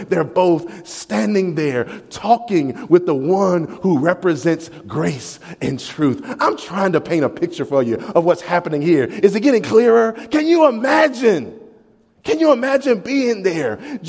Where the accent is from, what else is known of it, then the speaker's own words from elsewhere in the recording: the South, United States; I can say y'all and y'all not look at me funny. I'm from the South.